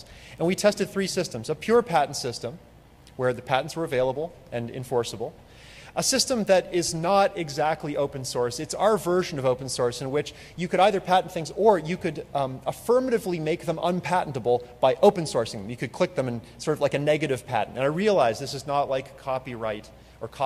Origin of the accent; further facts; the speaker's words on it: Canada; I'm from Canada